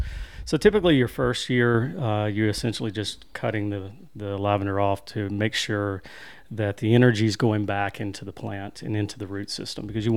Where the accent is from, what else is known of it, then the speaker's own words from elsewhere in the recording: Winfield, Alabama, United States; also born or lived in Arley, Alabama; I grew up coming to this area, to Smith Lake. My family lives here now. We're originally from Winfield, Alabama